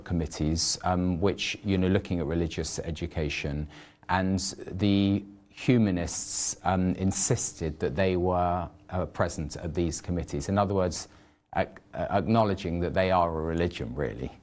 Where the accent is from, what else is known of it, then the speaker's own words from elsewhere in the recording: United Kingdom; I'm British